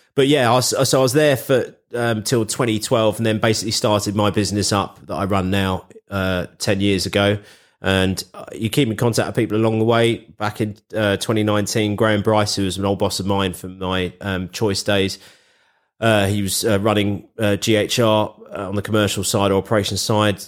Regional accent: London, United Kingdom; I grew up with Capital being in London. You know, I'm a Londoner born and bred

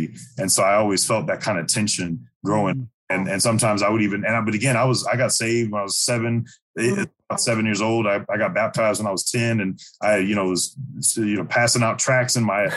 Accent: St. Louis, Missouri, United States; I was born and raised in St. Louis, Missouri, the lower 48, right in the middle

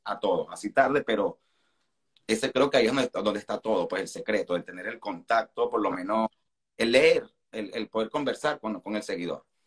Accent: Venezuela; now in Argentina; como el venezolano, estamos acostumbrados a vivir rodeados de extranjeros

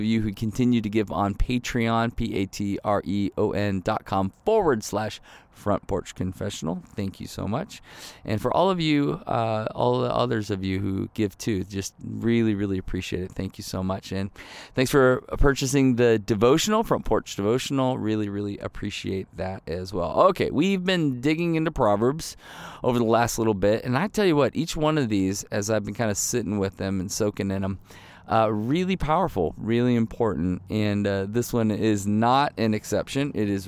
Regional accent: Michigan, United States; also born or lived in Ohio / Chicago; I mean, I grew up in Michigan and Ohio, so I know the cold, right? And then we lived in Chicago for almost 10 years

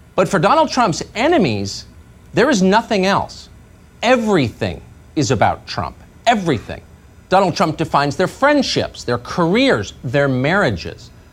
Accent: Strongsville, Ohio, United States; I grew up in Strongs, Ohio, only child.

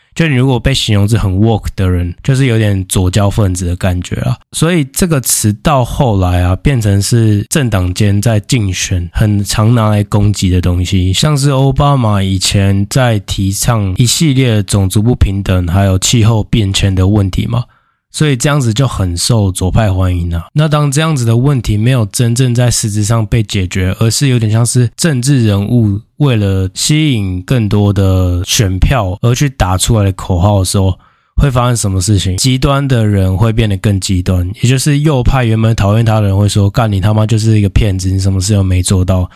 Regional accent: Taiwan; 相较于我们台湾人，我们台湾人穿衣服就是很在意形象嘛。

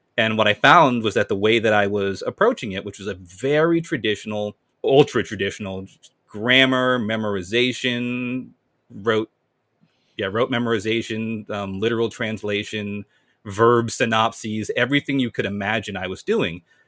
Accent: Amherst, Massachusetts, United States; I was born and raised in Massachusetts, Amherst, four one three.

